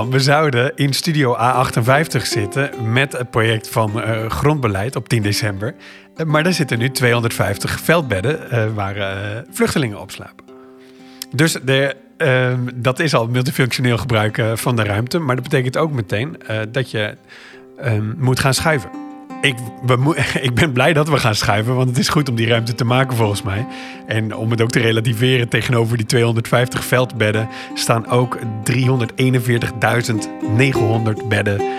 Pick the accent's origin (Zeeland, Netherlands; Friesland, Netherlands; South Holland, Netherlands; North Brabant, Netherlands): Zeeland, Netherlands; ik ben opgegroeid in Zeeland. Nu woon ik er niet meer